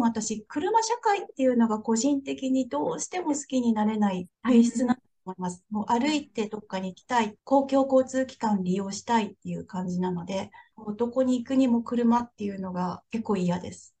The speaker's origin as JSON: {"language": "Japanese", "country": "Japan", "moved": "as an adult", "lives_now": "Houston, United States", "said": "新参日本人"}